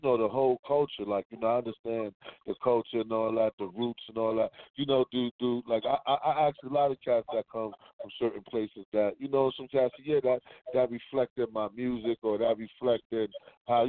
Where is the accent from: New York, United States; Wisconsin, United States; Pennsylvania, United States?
New York, United States; New York City; I'm from Harlem, but my family from out there